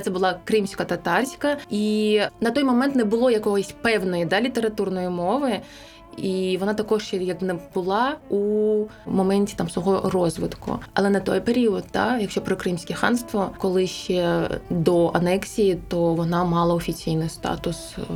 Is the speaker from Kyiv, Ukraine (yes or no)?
no; Crimea, Ukraine; first language crh; Ukrainian is a second language; храм татар це я кримський татарин, це моя рідна мова.